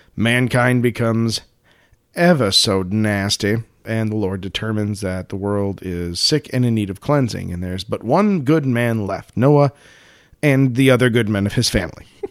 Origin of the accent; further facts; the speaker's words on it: United States; growing up in the United States